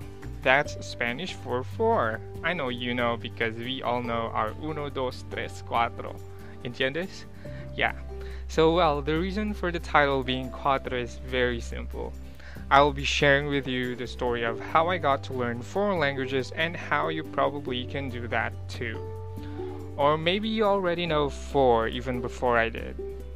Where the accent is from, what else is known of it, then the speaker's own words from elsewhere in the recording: Ilocos Region, Philippines; first language Pangasinan; English is a second language; also born or lived in Metro Manila; being raised in Pangasinan, I would say Pangasinan was my first social language.